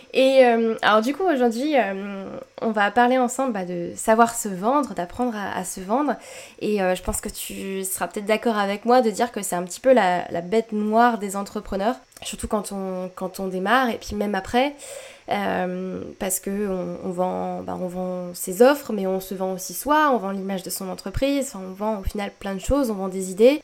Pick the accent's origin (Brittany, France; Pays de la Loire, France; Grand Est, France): Grand Est, France; Strasbourg; chez nous à Strasbourg